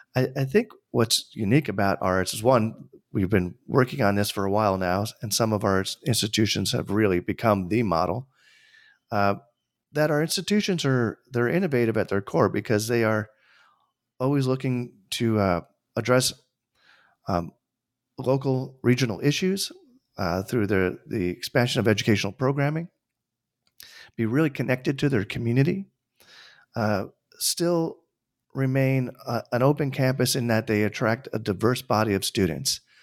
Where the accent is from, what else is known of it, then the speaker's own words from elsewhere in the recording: Tarrytown, New York, United States; I grew up, uh, an hour north of New York City. And, uh, with, for those who live in the New York area, that means, like, Westchester. I was born in Tarrytown